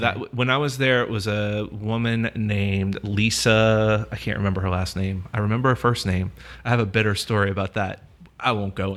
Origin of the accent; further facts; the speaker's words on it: New Orleans, Louisiana, United States; I'm from New Orleans, too, and I, I grew up in a theater world here as well